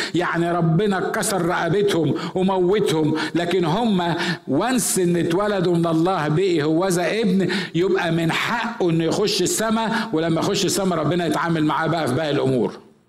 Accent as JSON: {"language": "Arabic", "area": "village near El Ghanayem", "region": "Asyut Governorate", "country": "Egypt", "moved": "yes", "said": "رحت أزور قرية في بلدنا اللي هي قرية جنب قريتنا"}